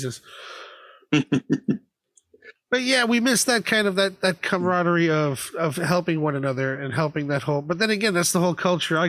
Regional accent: Florida, United States; moved away as an adult; now in United Kingdom; I grew up in Florida

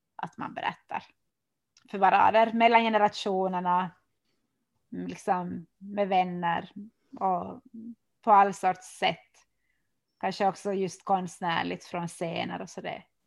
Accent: Oravais, Ostrobothnia, Finland; now in Vörå, Finland; jag är ju född i Kim och, och har bott där

